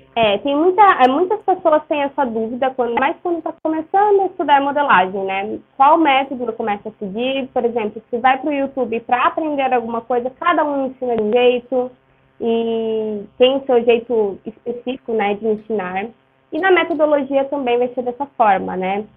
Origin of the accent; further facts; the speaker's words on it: Ourinhos, São Paulo, Brazil; Eu sou de Ourinhos, no interior de São Paulo